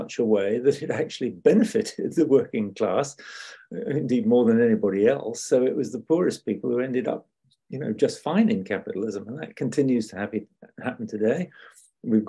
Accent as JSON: {"language": "English", "country": "United Kingdom", "also_born_or_lived": "Scotland", "said": "being British"}